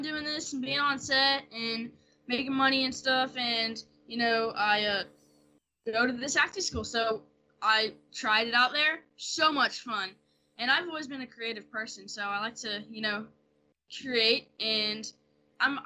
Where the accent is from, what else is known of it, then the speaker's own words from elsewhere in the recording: New Orleans, Louisiana, United States; accent: Louisiana; I'm from New Orleans